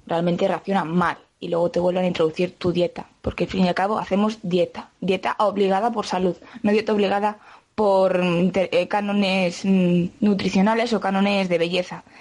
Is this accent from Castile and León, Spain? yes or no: yes; Quintanilla del Agua, Castile and León, Spain; soy de Quintanilla del Agua.